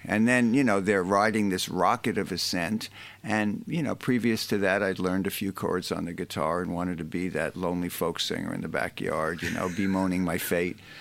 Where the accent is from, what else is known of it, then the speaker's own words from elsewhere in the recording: United States; I'm an American